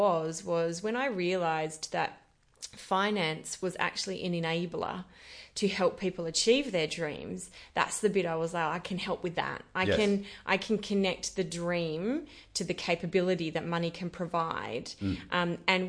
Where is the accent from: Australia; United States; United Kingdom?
Australia; Esperance, Western Australia; I have so many fond memories of Esperance. It was such a wonderful farming community and small community in the country. I grew up in a reasonably large family.